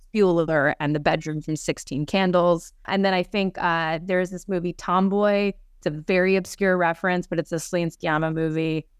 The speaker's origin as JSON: {"language": "English", "town": "Los Angeles", "region": "California", "country": "United States", "said": "I'm from the San Fernando Valley, and I grew up very reformed"}